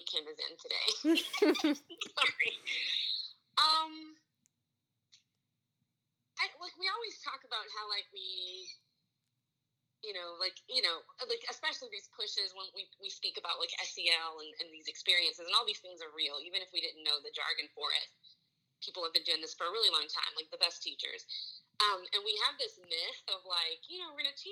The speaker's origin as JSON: {"language": "English", "town": "Marksville", "region": "Louisiana", "country": "United States", "said": "I'm from Louisiana"}